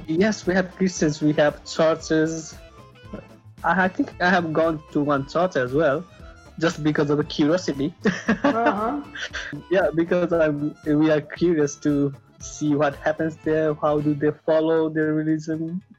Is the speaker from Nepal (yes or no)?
yes; Nepal; now in Australia; I'm not Australian. I'm Nepalese